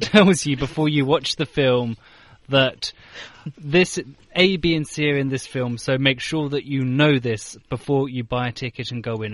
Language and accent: English; United Kingdom; moved away as an adult; now in Beijing, China; I'm I'm from the United Kingdom